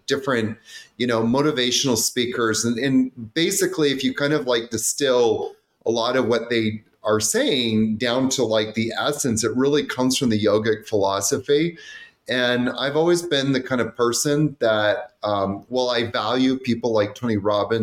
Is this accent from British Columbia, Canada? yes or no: yes; Vancouver, British Columbia, Canada; I grew up in Vancouver